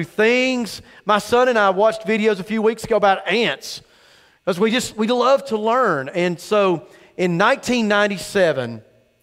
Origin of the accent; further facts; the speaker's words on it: Cumming, Georgia, United States; I grew up in Cumming, Georgia, very north Forsyth, almost in Dawsonville